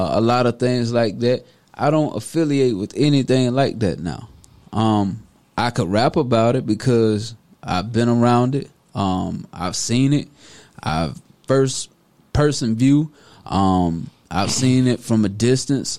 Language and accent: English; Deep South, United States; I'm born and raised in the South, the Deep South